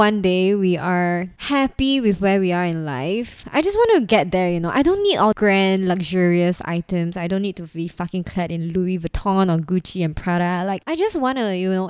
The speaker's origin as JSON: {"language": "English", "country": "Singapore", "tie": "born or raised there", "said": "it's safe, and I grew up here. I'm Singaporean"}